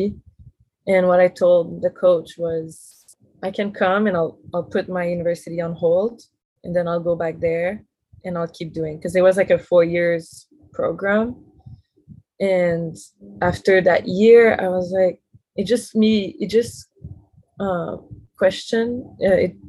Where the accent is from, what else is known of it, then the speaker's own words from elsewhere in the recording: Montreal, Quebec, Canada; moved away as an adult; now in Hawaii, United States; So I come from Montreal, which is a big city.